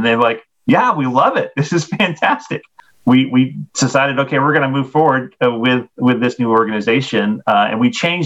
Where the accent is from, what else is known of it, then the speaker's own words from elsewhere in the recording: Maine, United States; moved away as an adult; also born or lived in New Brunswick, Canada; I grew up in Maine in an independent Baptist church